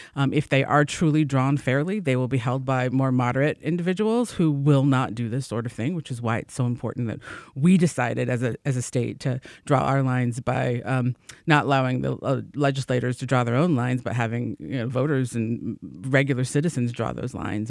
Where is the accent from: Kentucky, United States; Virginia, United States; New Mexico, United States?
Virginia, United States; now in Michigan, United States; I'm originally from Virginia